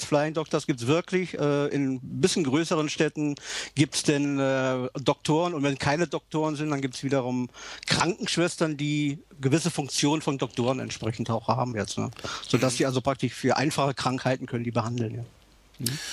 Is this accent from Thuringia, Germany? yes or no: no; Bad Sobernheim, Rhineland-Palatinate, Germany; moved away as an adult; also born or lived in West Berlin / Bad Münster am Stein; now in Perth, Australia; Ich bin gebürtiger Rheinland-Pfälzer